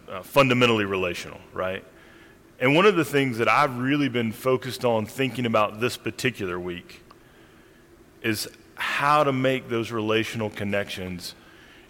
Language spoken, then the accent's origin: English; Randolph County, North Carolina, United States; I grew up in Randolph County, North Carolina